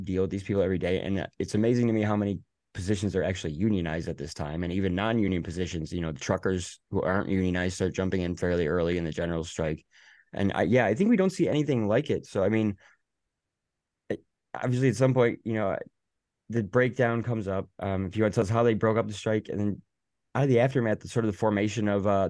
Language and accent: English; Michigan, United States; I'm from Michigan